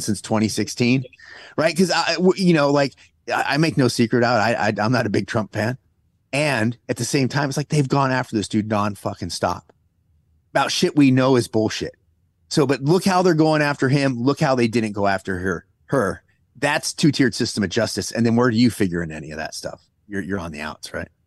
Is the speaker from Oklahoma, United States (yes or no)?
no; California, United States; there are a bunch of people I grew up with in California